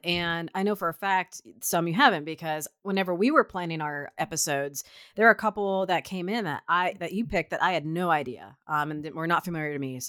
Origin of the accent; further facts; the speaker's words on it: Midwest, United States; Like, I know that I am from the Midwest.